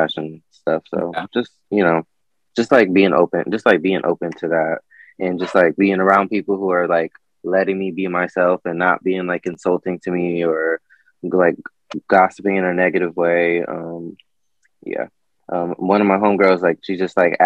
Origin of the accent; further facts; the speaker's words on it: Elyria, Ohio, United States; I grew up in Elyria, Ohio. Lorain, Ohio